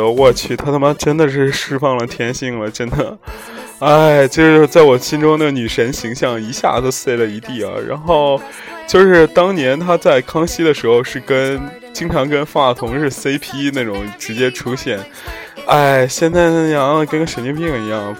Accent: Zhengzhou, Henan, China; moved away; also born or lived in Europe; 有一些原因必须得回我家乡嘛，郑州嘛

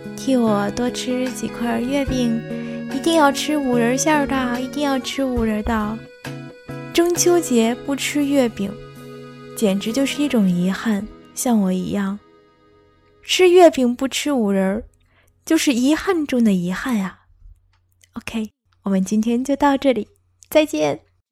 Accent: China; 我们中国人

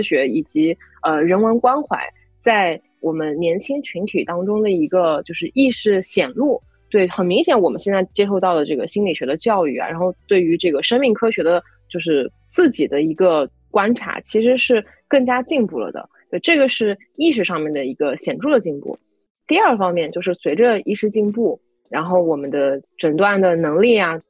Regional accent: Hefei, Anhui, China; 我的家乡合肥

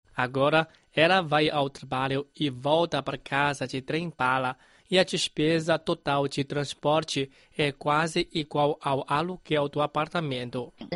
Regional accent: Nanjing, Jiangsu, China; moved away; quando eu viajei da minha terra natal, em é Nanjing, é, para Beijing

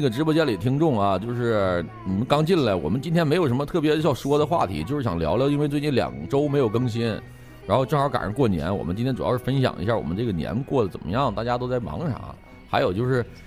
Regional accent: Northeast China, China; 我就作为一个东北人

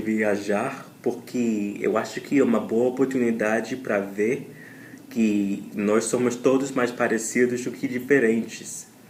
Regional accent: Louisiana, United States; Portuguese is a second language; Eu sou de Louisiana, no sul dos Estados Unidos

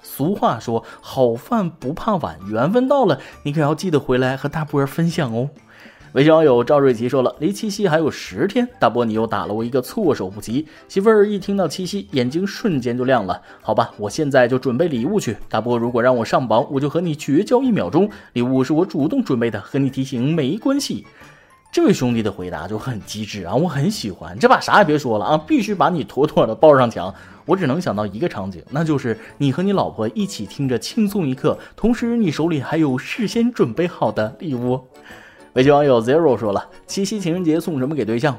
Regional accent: China; 我们中国人

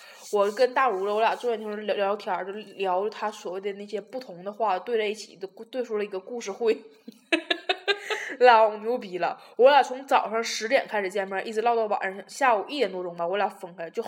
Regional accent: Taiwan; Hello，大家好，

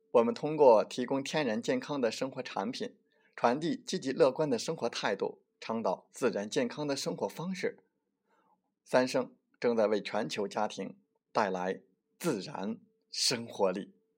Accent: China; 也代表着我们中国人追求的圆满和幸福

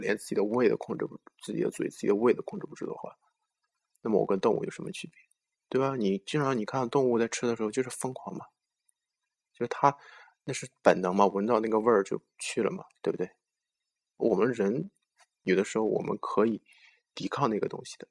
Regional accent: China; 我们中国人

